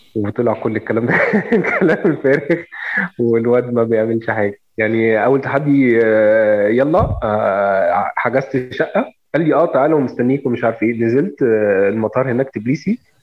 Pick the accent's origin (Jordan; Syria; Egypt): Egypt; عندنا في مصر